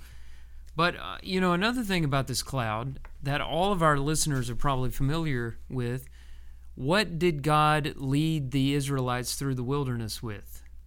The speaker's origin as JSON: {"language": "English", "region": "Texas", "country": "United States", "tie": "born or raised there", "said": "growing up in Texas when I was a kid"}